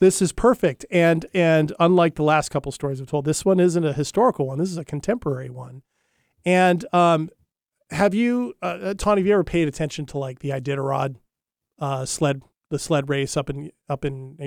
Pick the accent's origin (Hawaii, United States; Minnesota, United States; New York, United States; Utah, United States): Hawaii, United States; I grew up in Hawaii